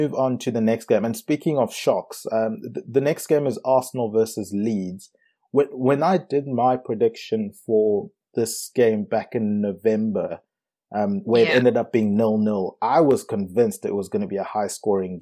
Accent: South Africa; moved away; also born or lived in Zimbabwe; Me being from Zimbabwe and growing up in South Africa

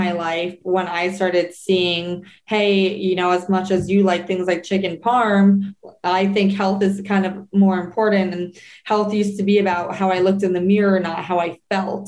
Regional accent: New Jersey, United States; growing up in New Jersey

